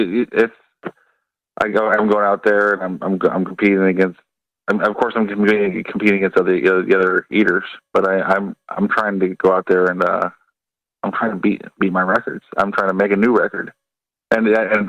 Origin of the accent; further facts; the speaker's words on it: California, United States; moved away; I'm from California